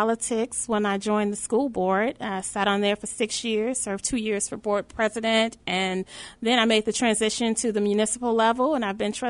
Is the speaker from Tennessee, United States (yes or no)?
no; Dolton, Illinois, United States; born or raised there; also born or lived in Chicago, Illinois